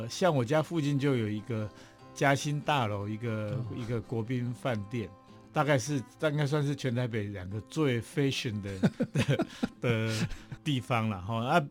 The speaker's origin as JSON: {"language": "Chinese", "region": "Taipei", "country": "Taiwan", "tie": "born or raised there", "said": "我是台北长大。"}